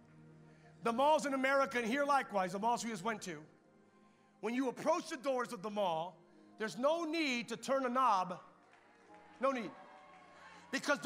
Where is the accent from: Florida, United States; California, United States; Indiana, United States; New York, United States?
California, United States; I'm from California